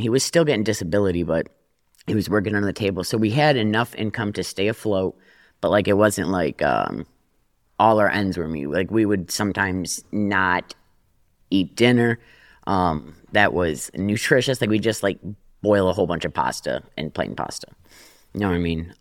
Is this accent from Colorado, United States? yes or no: no; Detroit, Michigan, United States; I grew up in Detroit